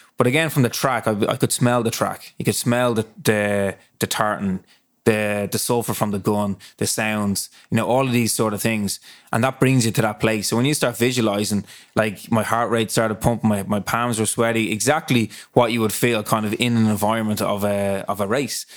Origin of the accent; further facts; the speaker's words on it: Dublin, Leinster, Ireland; I was raised up in Ballintear, um, and my house literally is on, my parents' house is on Ludford Road